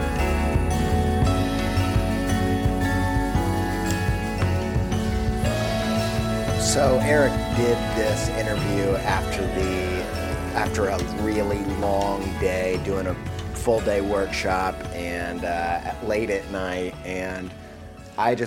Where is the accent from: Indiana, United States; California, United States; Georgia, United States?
Indiana, United States; I'm from Indiana